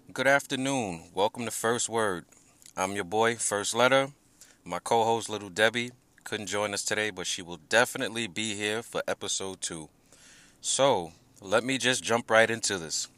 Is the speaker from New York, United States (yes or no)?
yes; New York, United States; I'm from New York, born and raised